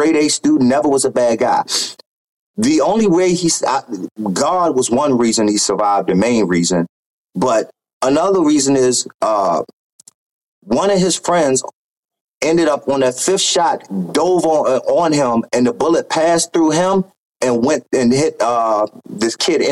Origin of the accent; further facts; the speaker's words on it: Baltimore, Maryland, United States; I'm being from Baltimore, Maryland, you hear a lot, so it's gunfire